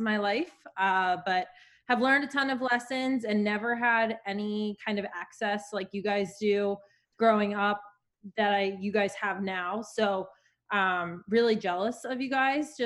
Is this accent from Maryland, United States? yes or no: yes; Maryland, United States; I am in Maryland right now. So I grew up in Maryland